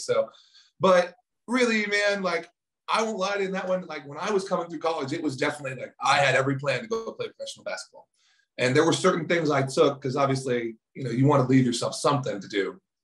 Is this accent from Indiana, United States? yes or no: no; Titusville, Florida, United States; moved away; also born or lived in California / Maine / Baltimore; this is actually where I'm originally from. Uh, I was born in Titusville, Florida.